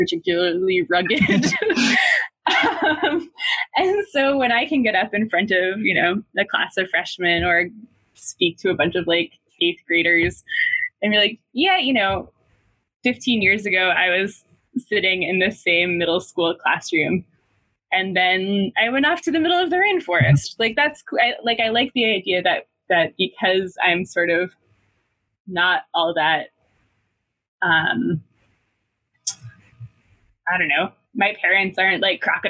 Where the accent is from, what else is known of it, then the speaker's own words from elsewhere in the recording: New Hampshire, United States; moved away as an adult; also born or lived in St. Louis / Ohio; now in Boston, United States; my hometown in New Hampshire